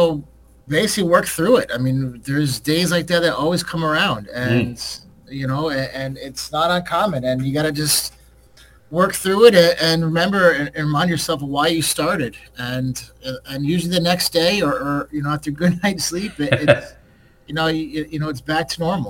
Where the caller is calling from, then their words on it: Milford, Connecticut, United States; Yeah, I'm calling from Milford, Connecticut, which is right outside New Haven, where Yale University is.